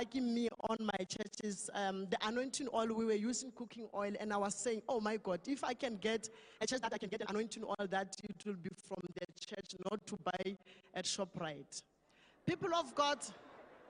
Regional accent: Limpopo, South Africa; moved away; I come from Western area. I originate at Limpopo

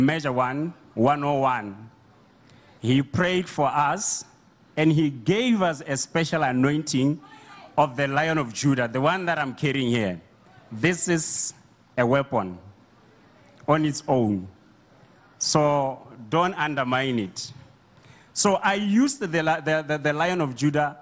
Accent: Botswana; I'm from Botswana

